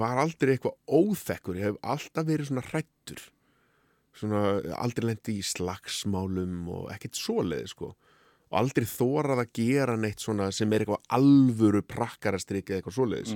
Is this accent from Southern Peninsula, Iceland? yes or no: no; Hafnarfjörður, Capital Region, Iceland; moved away as an adult; also born or lived in Faroe Islands / Árbær; now in Reykjavík, Iceland; ólst upp í hafna fyrir því